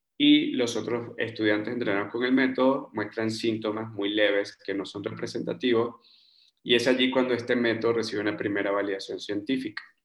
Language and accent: Spanish; Margarita Island, Nueva Esparta, Venezuela; moved away as an adult; also born or lived in Bogotá, Colombia / Germany / Peru; now in Mexico City, Mexico; yo crecí en una isla en Venezuela, en la isla de Margarita